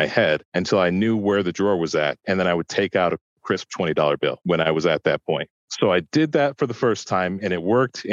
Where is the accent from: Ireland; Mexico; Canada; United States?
United States; Chicago, Illinois; now in Sacramento, United States; I'm originally from Chicago